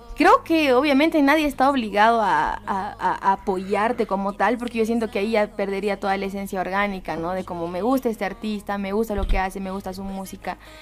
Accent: Bolivia; como bolivianos

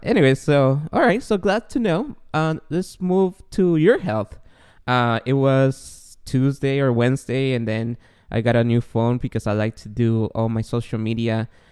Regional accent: Guatemala; now in United States; I grew up in Guatemala

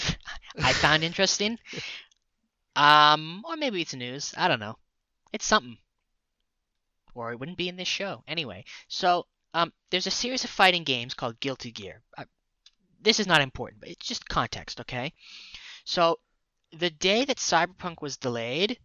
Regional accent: Canada; we are Canadian.

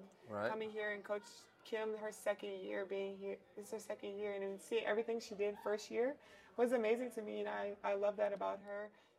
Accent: Baltimore, Maryland, United States; moved away as an adult; now in Baton Rouge, United States; I'm from Baltimore, Maryland. Right. And that's where I grew up.

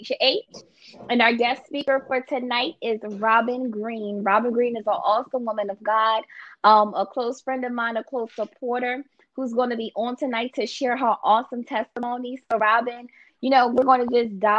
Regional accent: Philadelphia, Pennsylvania, United States; now in New Jersey, United States; I'm from Philly too.

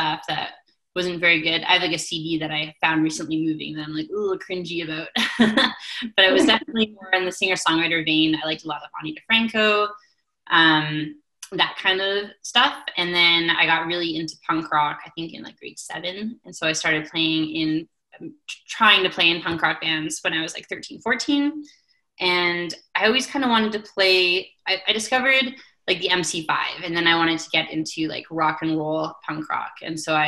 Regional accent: Invermere, British Columbia, Canada; now in Calgary, Canada; my community hall in Invermere, BC, where I grew up in the East Kootenays of British Columbia

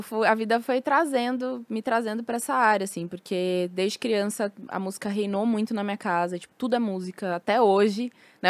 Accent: São Paulo, Brazil; Nasci em São Paulo, em Santo Amaro, na, na Sul.

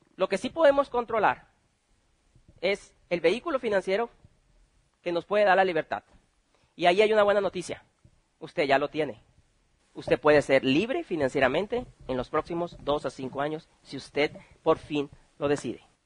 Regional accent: Mexico; somos buenos mexicanos

